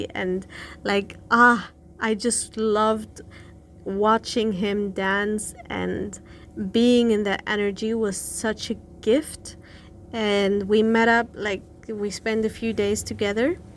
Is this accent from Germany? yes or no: yes; Berlin, Germany; moved away as an adult; I grew up in Berlin